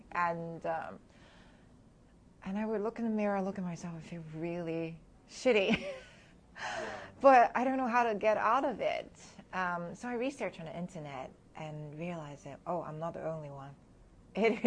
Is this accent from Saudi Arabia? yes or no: no; Hong Kong; moved away as an adult; also born or lived in New Jersey / New York City; now in United States; I was born and raised in Hong Kong, so I spent half of my life there